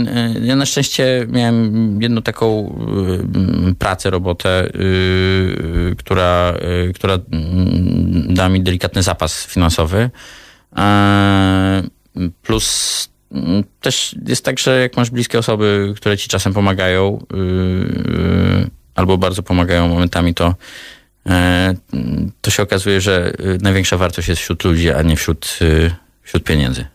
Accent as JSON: {"language": "Polish", "country": "Poland", "tie": "born or raised there", "said": "jestem Polakiem, w sensie mm, się urodziłem w Polsce, jestem Polakiem"}